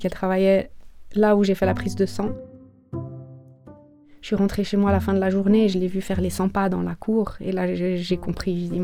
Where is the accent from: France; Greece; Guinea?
Greece; born there; Je viens d'une fratrie de quatre enfants. Je suis née en Grèce.